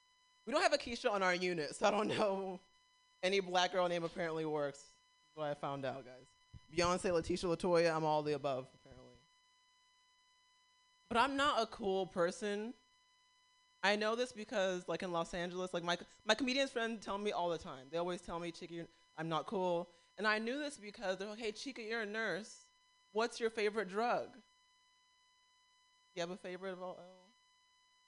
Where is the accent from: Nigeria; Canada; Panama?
Nigeria; And like being Nigerian, like I grew up thinking I was gonna have an arranged marriage